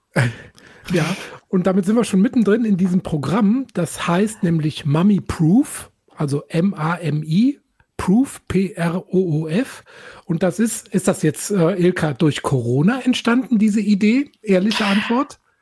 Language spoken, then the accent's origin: German; Germany; Ich komme nämlich aus mhm. Eifel